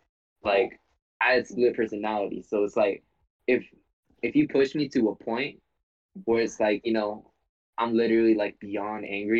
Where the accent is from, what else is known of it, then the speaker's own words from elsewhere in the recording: Hayward, California, United States; I'm from East Side Hayward.